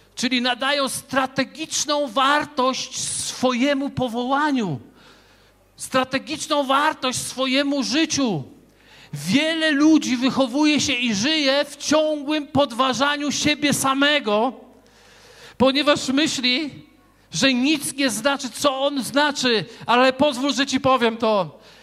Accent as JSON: {"language": "Polish", "town": "Wrocław", "region": "Lower Silesian Voivodeship", "country": "Poland", "said": "ja z Wrocławia"}